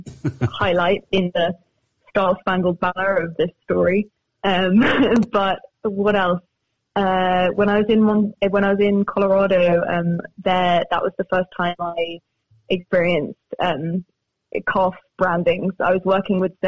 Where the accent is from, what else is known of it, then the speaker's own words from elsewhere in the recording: Cambridge, East of England, United Kingdom; moved away; also born or lived in Spain; I'm from Cambridge. I was born there and I went to university there and my grandmother lives there